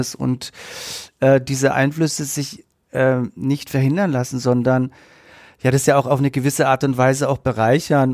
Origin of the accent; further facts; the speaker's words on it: Nuremberg, Bavaria, Germany; ich bin in der Südstadt aufgewachsen, meine Eltern haben gearbeitet